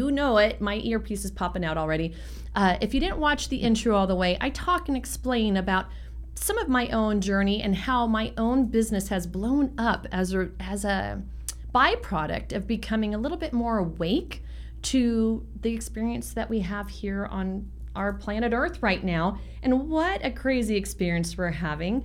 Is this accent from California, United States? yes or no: yes; San Francisco, California, United States; I grew up watching that same ocean when I grew up in San Francisco